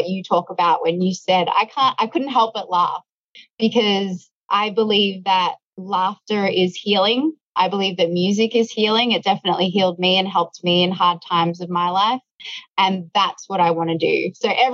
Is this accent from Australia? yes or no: yes; Melbourne, Victoria, Australia; I grew up sort of in the suburbs of Melbourne